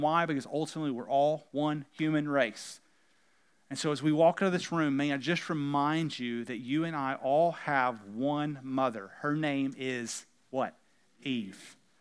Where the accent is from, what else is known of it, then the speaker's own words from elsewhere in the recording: United States; we happen to be Americans and we happen to speak English